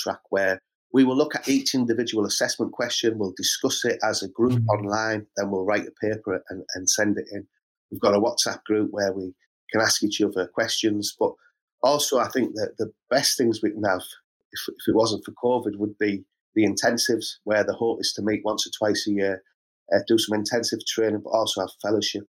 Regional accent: Middlesbrough, North East England, United Kingdom; I grew up in Middlesbrough. My whole life I spent trying to get out of Middlesbrough.

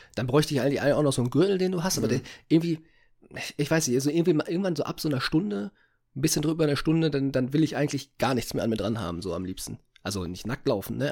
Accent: Essen, North Rhine-Westphalia, Germany; bei uns in Essen

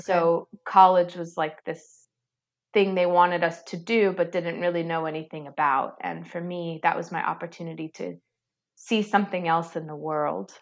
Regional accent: United States; I'm a first generation American

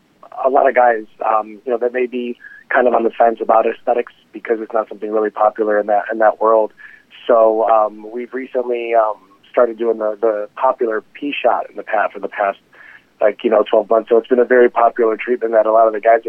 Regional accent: Chicago, Illinois, United States; moved away as an adult; also born or lived in Greece; now in New York City, United States; I'm originally from Chicago myself, and I come from immigrant parents from Greece

